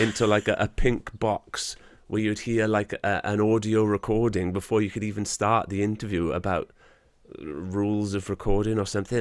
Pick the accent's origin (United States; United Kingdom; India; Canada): United Kingdom; Wales; I'm a proud Welshman, I'm proud to be Welsh